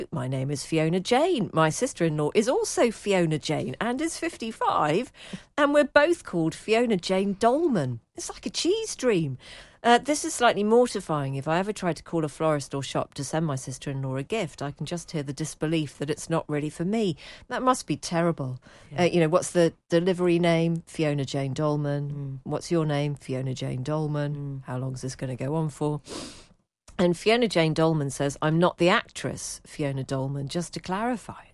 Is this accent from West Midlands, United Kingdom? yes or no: no; Lewes, South East England, United Kingdom; now in Yorkshire, United Kingdom; but if anyone asks, I always say I'm from Lewes, or even Brighton. My mum still lives in the same village, and she assures me Uckfield is now quite refined and gentrified